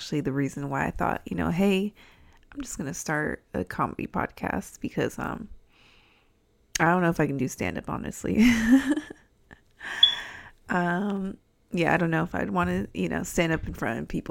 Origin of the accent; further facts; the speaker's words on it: San Diego, California, United States; accent: Californian; moved away as an adult; also born or lived in Albuquerque, New Mexico; now in Illinois, United States; I'm from California, if you couldn't tell by my accent